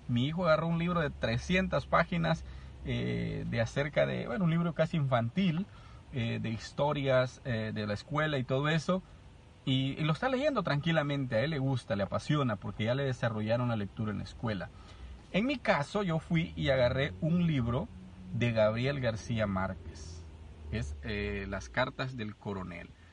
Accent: El Salvador; yo vengo del Salvador

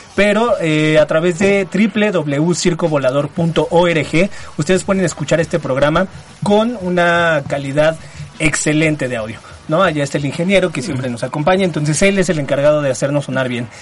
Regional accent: State of Mexico, Mexico; los cuates de provincia que venimos desde el Estado de México a mancillar la, la hermosa Ciudad de México

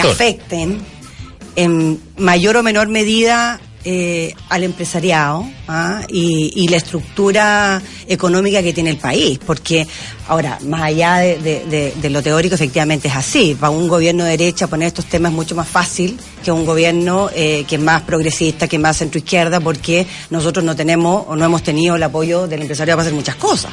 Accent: Chile

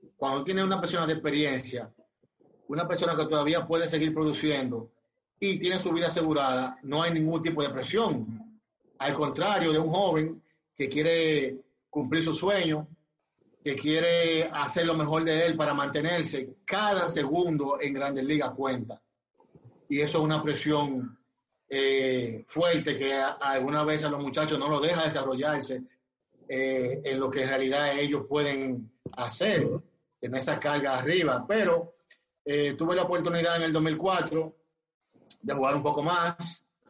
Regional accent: Barahona, Dominican Republic; yo soy de Barahona

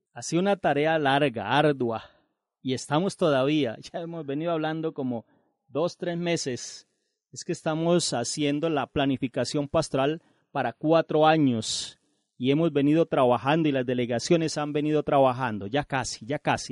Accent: Colombia; todos somos colombianos y nuestra iglesia colombiana

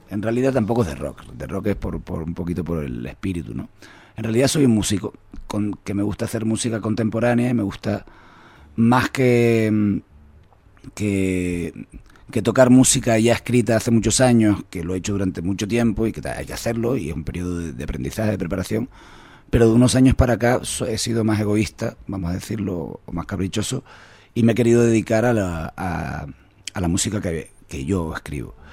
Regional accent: Canary Islands, Spain; todos los autores que, hemos escrito música somos canarios.

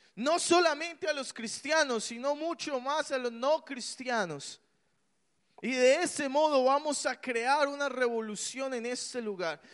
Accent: Colombia; yo crecí en Colombia

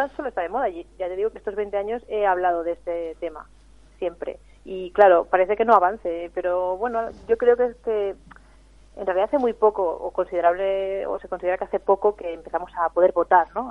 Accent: Catalonia, Spain; now in Vitoria, Spain; yo soy catalana

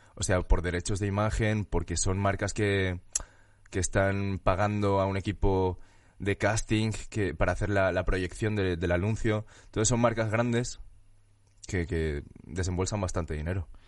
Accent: Valencian Community, Spain; moved away as an adult; now in Madrid, Spain; Nací en España, nací en Valencia y en Madrid llevo como casi siete años

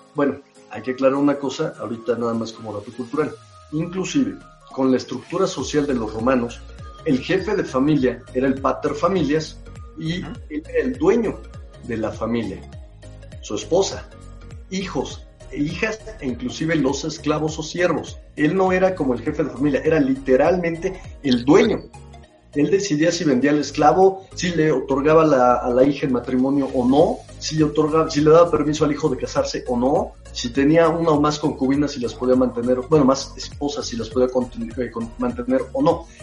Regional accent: Mexico; como mexicanos

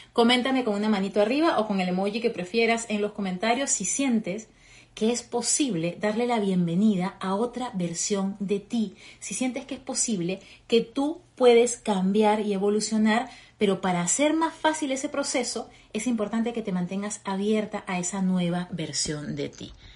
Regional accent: Peru; moved away as an adult; now in Fort Lauderdale, United States; Soy peruana, llevo ya casi tres años viviendo aquí en Estados Unidos

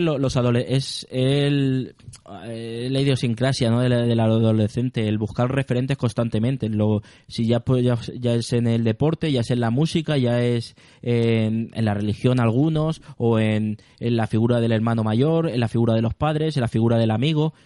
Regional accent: Spain; el sentimiento de español cuando salimos de España

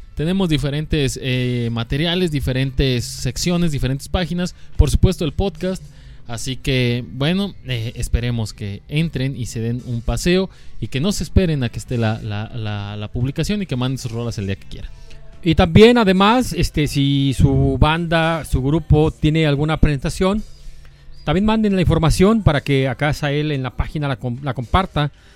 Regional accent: Guadalajara, Jalisco, Mexico; Nosotros somos de Guadalajara

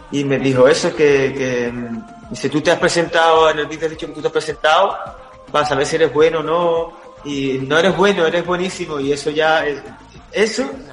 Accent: New York, United States; moved away; soy un giddy neoyorquino

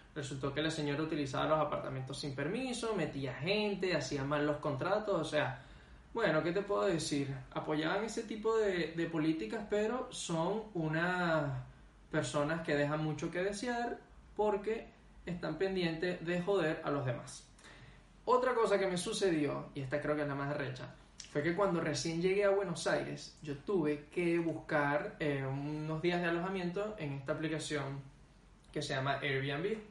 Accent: Venezuela; moved away as an adult; uno como venezolano que viene de un país

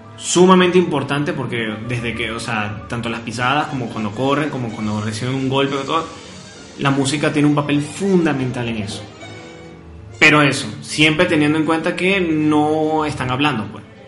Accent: Venezuela; crecimos nosotros, básicamente, bueno, en Venezuela

